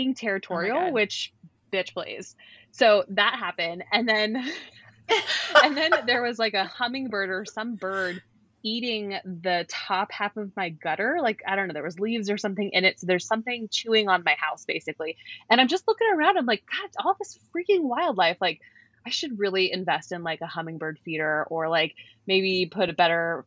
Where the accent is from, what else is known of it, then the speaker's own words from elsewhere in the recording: California, United States; we grew up in California